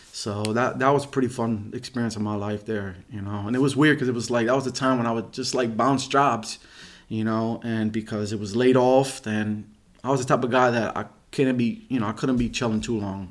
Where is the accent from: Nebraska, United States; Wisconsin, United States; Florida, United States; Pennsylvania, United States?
Pennsylvania, United States; Reading; I grew up in Reading. Pennsylvania. I was born in Saint Joe's Hospital